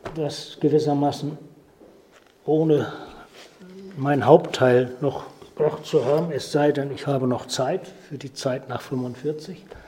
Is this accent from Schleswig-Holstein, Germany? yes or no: yes; Ahrensbök, Schleswig-Holstein, Germany; bin noch als Däne geboren, 1937 in Arnsböck in Ostholstein